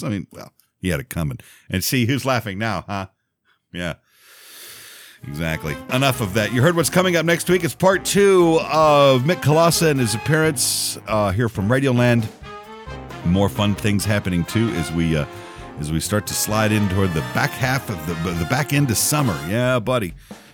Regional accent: Texas, United States; also born or lived in Louisiana; now in Memphis, United States; I was born in Louisiana. I grew up in Texas and I live in Memphis

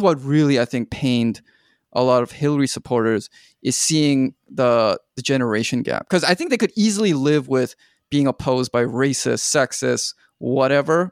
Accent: Canada; I watched it as a Canadian

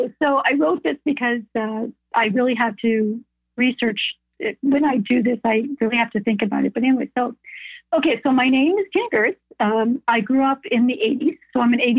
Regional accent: Canada; I'm Canadian, but my parents are German

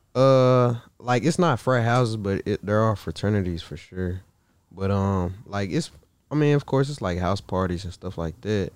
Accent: Marshall, Texas, United States; I'm from Marshall.

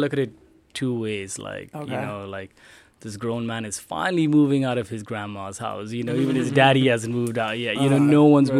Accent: United States; I'm an American

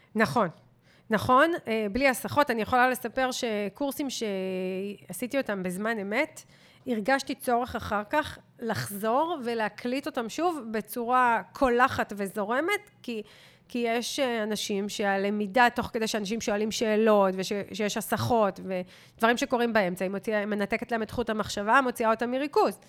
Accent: Israel; כישראלים, וכולנו כאלה, גם אני ואתה

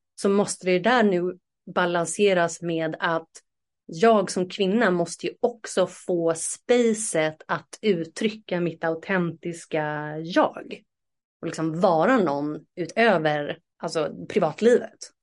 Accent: Sweden; moved away; ett år tillbaka hemma i Sverige

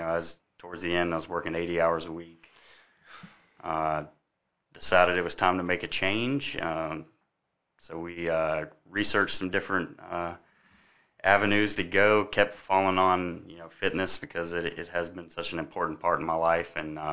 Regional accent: Columbia, South Carolina, United States; now in Lexington, United States; I grew up in downtown Columbia. So I was born in 1981 in Columbia. I grew up down there, been in Lexington for about 14 years.

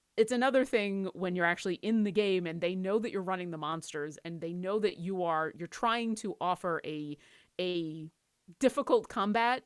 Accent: Seattle, Washington, United States; I'm from Seattle.

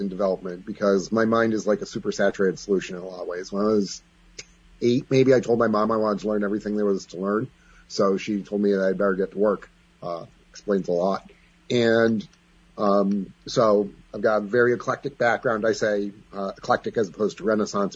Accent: Greenfield Center, New York, United States; also born or lived in Ballston Spa, New York; I grew up in Greenfield Center

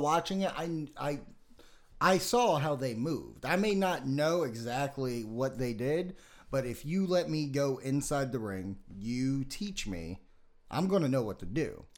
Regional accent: Las Vegas, Nevada, United States; I'm from Vegas.

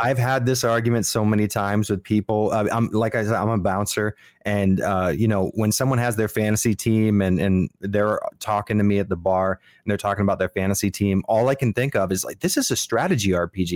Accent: Miami, Florida, United States; I'm from Miami

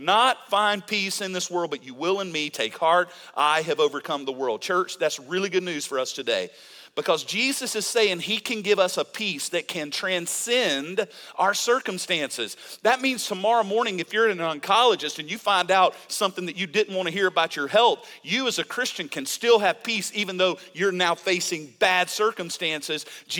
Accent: Mississippi, United States; I'm from Mississippi

